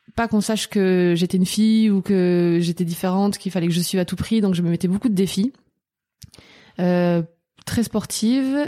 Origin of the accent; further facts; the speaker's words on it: Albi, Occitania, France; je viens d'Albi, c'est euh, une petite ville euh, à côté de Toulouse